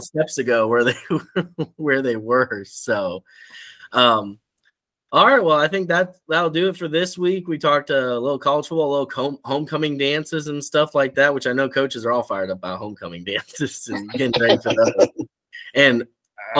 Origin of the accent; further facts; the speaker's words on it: Central Texas, United States; I grew up in Central Texas